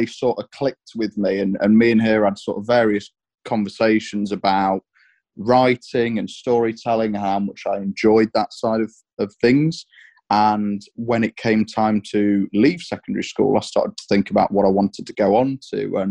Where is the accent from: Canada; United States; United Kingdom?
United Kingdom; Mansfield, East Midlands; born and bred here in Mansfield, lived here all of my life